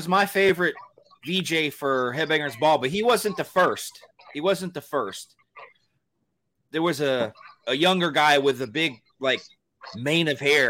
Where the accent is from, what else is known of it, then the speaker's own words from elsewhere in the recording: Georgia, United States; because I'm from Georgia. I was born and raised in Georgia. So, you know, did they think we didn't have cable down there